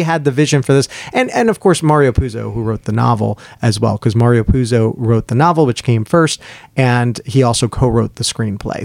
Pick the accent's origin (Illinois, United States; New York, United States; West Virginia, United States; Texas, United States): New York, United States; the different places we're growing up, and growing up in New York